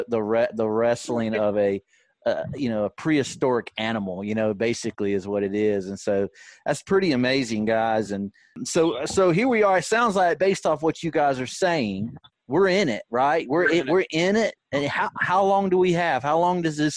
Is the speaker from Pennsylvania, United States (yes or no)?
no; the Shoals, Alabama, United States; I grew up in the Shoals, which is on, you know, Pickwick